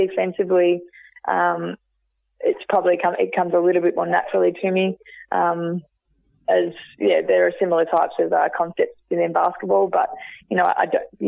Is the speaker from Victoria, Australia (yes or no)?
yes; Geelong, Victoria, Australia; also born or lived in Ocean Grove; I get to represent my hometown and be able to wear the hoops